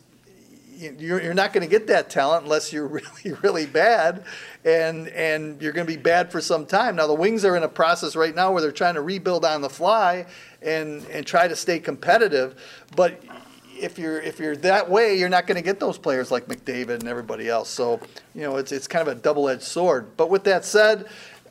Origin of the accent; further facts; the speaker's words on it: Detroit, Michigan, United States; a kid growing up in Detroit like myself and you